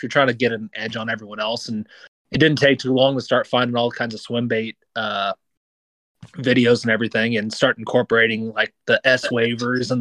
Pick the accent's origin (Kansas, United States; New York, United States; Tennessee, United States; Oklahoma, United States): Kansas, United States; born or raised there; also born or lived in Milwaukee, Wisconsin